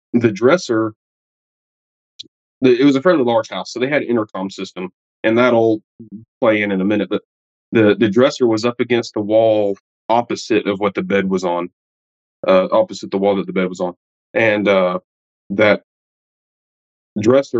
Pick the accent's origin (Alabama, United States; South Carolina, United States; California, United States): Alabama, United States; I'm from Alabama in the United States